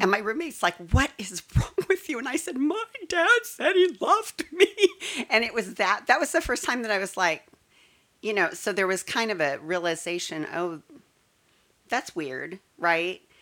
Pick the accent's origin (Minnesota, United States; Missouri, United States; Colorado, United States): Colorado, United States; also born or lived in Texas; now in Frisco, Texas, United States; I was born and raised in Colorado